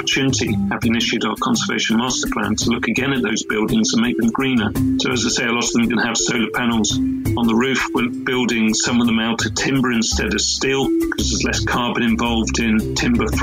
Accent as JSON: {"language": "English", "area": "Dorset", "region": "South West England", "country": "United Kingdom", "tie": "born or raised there", "said": "I grew up in the Dorset countryside, and I lived on a farm"}